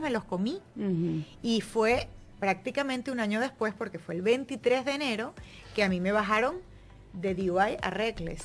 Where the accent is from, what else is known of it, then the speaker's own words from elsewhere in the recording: Venezuela; moved away; yo siendo venezolana